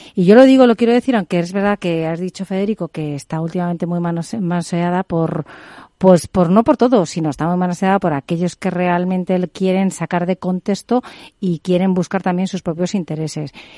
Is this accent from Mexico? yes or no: no; Spain; como española